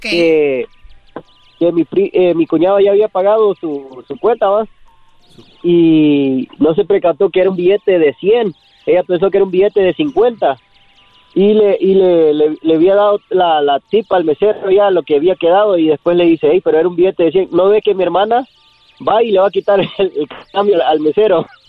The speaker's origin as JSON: {"language": "Spanish", "town": "Manchester", "region": "Connecticut", "country": "United States", "tie": "born or raised there", "also_born_or_lived": "Norwich, Connecticut", "said": "Eh, nací en Norwich, pero me, crecí en Manchester. Es un pueblo allá de, Connecticut"}